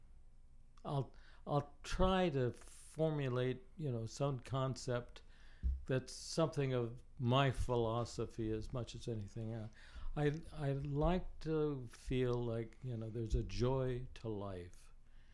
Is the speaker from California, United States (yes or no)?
yes; inland Southern California, United States; also born or lived in Los Angeles, California; I grew up, though, in the hinterland, inland, where what was once known as the Virginia Dare Winery, the largest